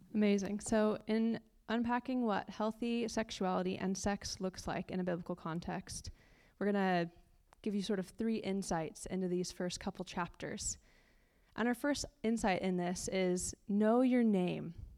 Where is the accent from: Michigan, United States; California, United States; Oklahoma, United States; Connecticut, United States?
California, United States; moved away as an adult; now in London, United Kingdom; We're originally from California, which is the best state, I'll have to say. Uh, we moved to London about a year ago